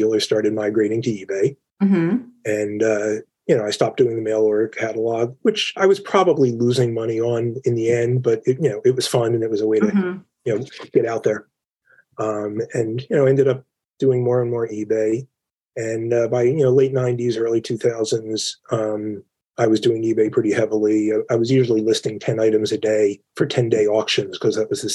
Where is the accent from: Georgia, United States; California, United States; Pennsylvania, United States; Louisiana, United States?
Pennsylvania, United States; Philadelphia; now in Cherry Hill, United States; I'm born and raised in Philadelphia.